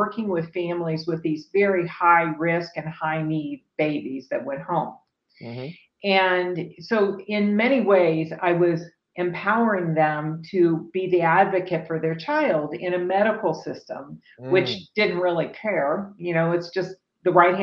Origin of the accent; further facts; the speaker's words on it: Dayton, Ohio, United States; moved away as an adult; also born or lived in California; now in Austin, United States; I was born in Dayton, Ohio.